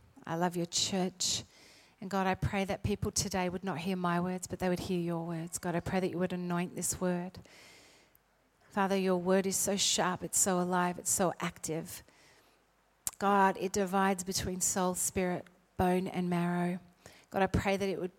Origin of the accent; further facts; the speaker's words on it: South Australia, Australia; I am not Southern, even though I was born in South Australia